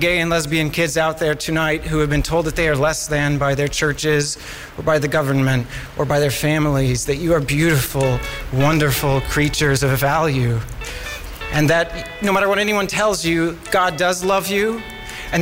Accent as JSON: {"language": "English", "region": "Texas", "country": "United States", "tie": "born or raised there", "moved": "yes", "lives_now": "London, United Kingdom", "said": "I grew up in the South in America"}